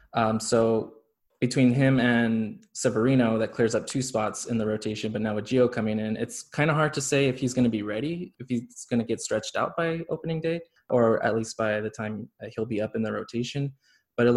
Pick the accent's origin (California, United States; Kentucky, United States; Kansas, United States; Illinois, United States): California, United States; Stockton; now in Los Angeles, United States; I am originally from Stockton, California. I'm living out here in Los Angeles now.